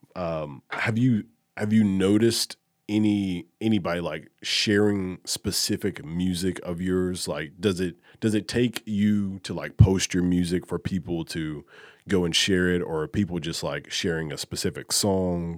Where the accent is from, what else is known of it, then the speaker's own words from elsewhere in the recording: Alabama, United States; I'm from Alabama, a huge Alabama football fan